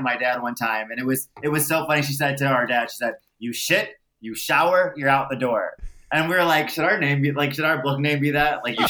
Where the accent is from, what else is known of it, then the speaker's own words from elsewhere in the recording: Michigan, United States; we're from Michigan, and that has the highest concentrated like immigrants from Iran and Iraq.